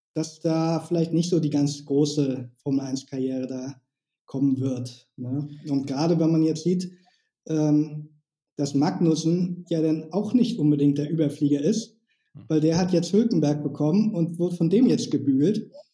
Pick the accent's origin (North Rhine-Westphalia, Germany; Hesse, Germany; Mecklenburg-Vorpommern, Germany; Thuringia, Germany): Mecklenburg-Vorpommern, Germany; Schwerin; now in Lübeck, Germany; ich wohne in Lübeck. Ursprünglich komme ich aus Schwerin ähm, aber jetzt schon seit Ewigkeit in Lübeck.